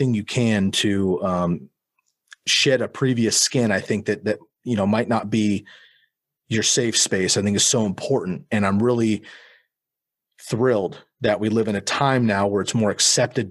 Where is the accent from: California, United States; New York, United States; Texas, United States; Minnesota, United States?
California, United States; Bay Area; moved away as an adult; now in Eugene, United States; I grew up in California. I moved up to Oregon when I was 19